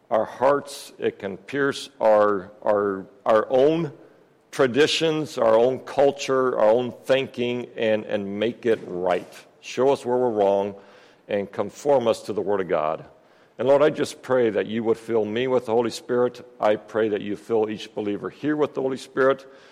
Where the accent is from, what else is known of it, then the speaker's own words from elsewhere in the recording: Peru; um, yes, I grew up in Peru, South America. Um, my folks are missionaries down there.